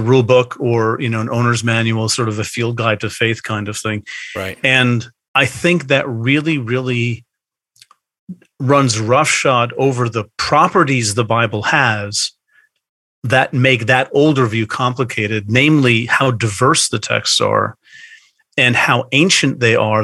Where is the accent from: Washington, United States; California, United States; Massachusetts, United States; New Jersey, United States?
New Jersey, United States; Bergen County; also born or lived in outside Philadelphia; now in Philadelphia area, United States; I grew up in hmm. Bergen County, which is the ah. northeastern corner yes. of the state of New Jersey